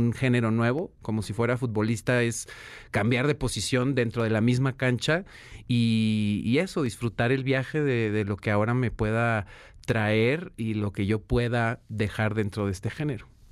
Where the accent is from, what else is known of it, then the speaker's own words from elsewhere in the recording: Guadalajara, Jalisco, Mexico; Yo nací en Guadalajara